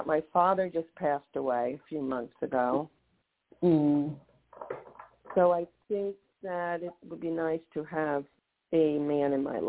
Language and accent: English; Florida, United States; also born or lived in Santa Monica, California; from Florida.